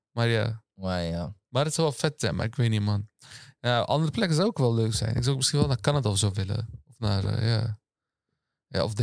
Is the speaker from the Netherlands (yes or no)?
yes; Netherlands; born or raised there